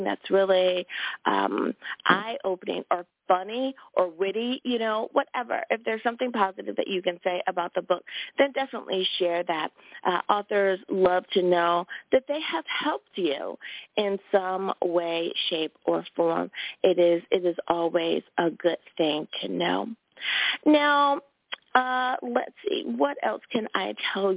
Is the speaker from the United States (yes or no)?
yes; United States; my home country. Thank you, USA